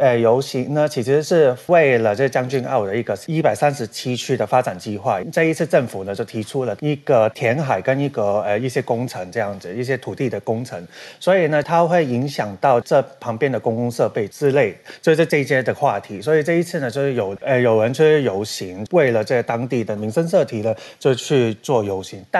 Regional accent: Hong Kong; 所以大大家以为就是、嗯、我们香港人都以为说我们的嘉欣 BB 就是那个我们

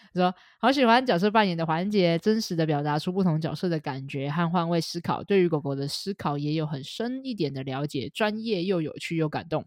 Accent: Taiwan; accent: Taiwanese Mandarin accent in English; 我有的自带一种你知道吗，台湾国语的那种感觉，你知道那个 accent 这样

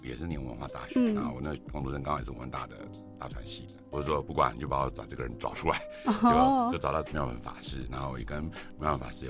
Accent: Taiwan; 因为我就是佛教家庭，其实严格讲，就是我我就是一个在台湾土生土长的小孩，然后就从小会去拜拜啊，跟爸妈去参加一些法会等等之类的。

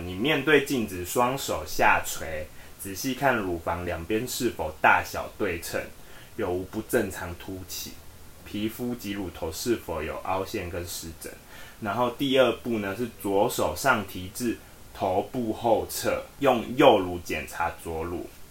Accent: Taiwan; 我们台湾人

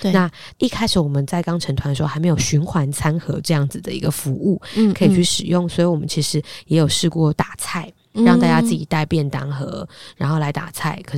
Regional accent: Hsinchu, Taiwan; accent: Hailu Hakka; first language Hakka; moved away as an adult; also born or lived in Taipei; 我就从小是新竹长大的客家人

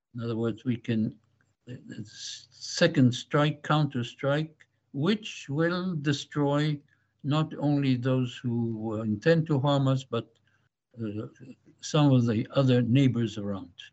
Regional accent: Jerusalem, Jerusalem District, Israel; I was born in Jerusalem

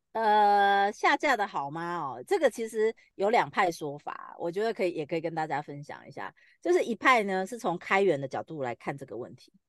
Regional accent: Taiwan; 我们台湾的繁体中文的量 很少

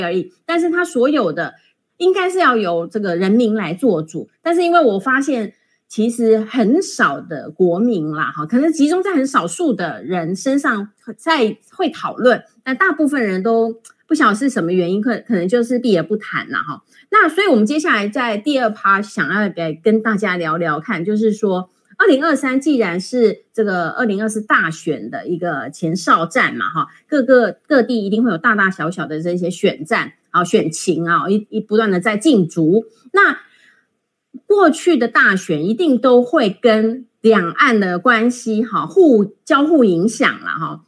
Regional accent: Taiwan; 我们台湾人

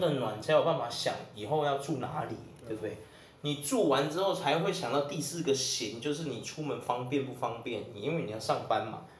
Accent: Taiwan; 我们台湾人一直没办法解决的一个

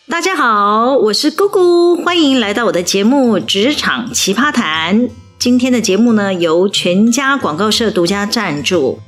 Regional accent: Taiwan; 我们台湾真的没有办法给这个年轻人一个很好的就业机会

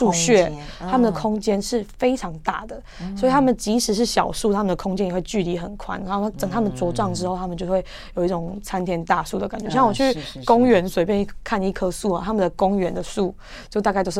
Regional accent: Taiwan; “就是来自台湾。”

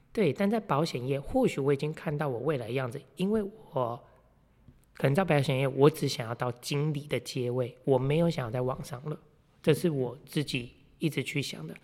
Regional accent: Meishan, Chiayi County, Taiwan; 我是来自嘉义梅山乡俗称茶叶小王子的

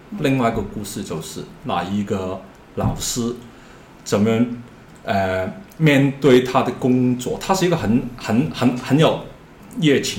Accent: Hong Kong; Chinese is a second language; 因为我是一个香港的，

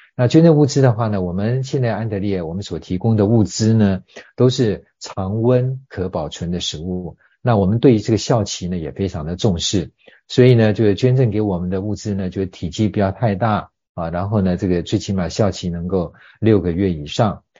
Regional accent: Taiwan; 我们台湾人呢，都很有爱心

